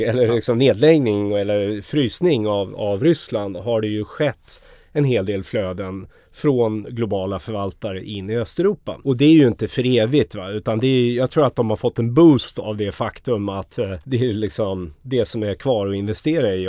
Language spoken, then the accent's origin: Swedish; Sweden; som svensk